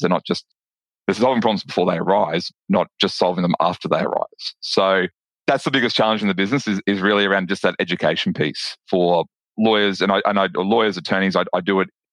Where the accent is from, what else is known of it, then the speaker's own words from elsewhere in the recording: Brisbane, Queensland, Australia; you can probably tell from my accent that I'm from Australia. I'm from um, a, t- a city called Brisbane in Australia